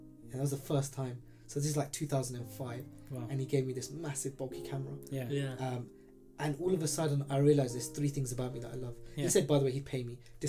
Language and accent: English; Pakistan; I'm a Pakistani male, like maternal health isn't something I ever thought I was going to be part